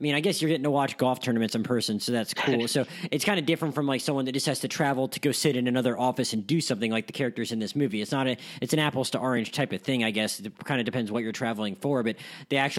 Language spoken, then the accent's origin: English; Pensacola, Florida, United States; also born or lived in Gainesville; I grew up living in Pensacola